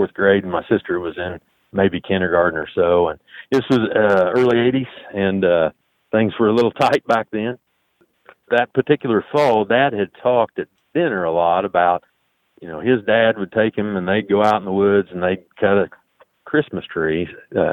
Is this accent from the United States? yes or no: yes; southeastern Illinois, United States; I am from southeastern Illinois. I live in a small town, or just outside a small town, Martinsville